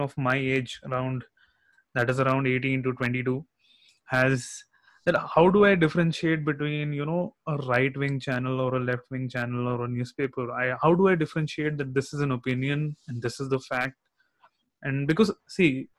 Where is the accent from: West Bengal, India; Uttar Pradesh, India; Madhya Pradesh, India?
West Bengal, India; Kolkata; we're from Calcutta and we have this Anand Bazar Potrika